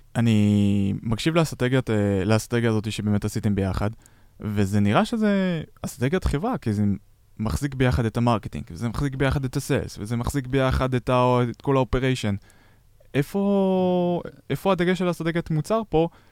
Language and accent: Hebrew; Israel; אנחנו ישראלים